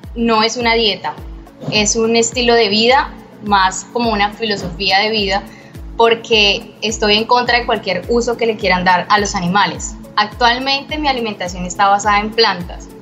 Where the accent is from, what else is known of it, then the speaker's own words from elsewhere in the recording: Bucaramanga, Santander, Colombia; now in Cartagena, Colombia; vivo en la ciudad de Cartagena, pero soy de Bucaramanga, Santander